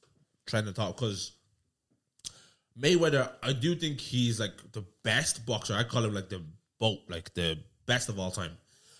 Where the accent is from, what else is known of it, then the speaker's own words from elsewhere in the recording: Dublin, Leinster, Ireland; I'm from Tala.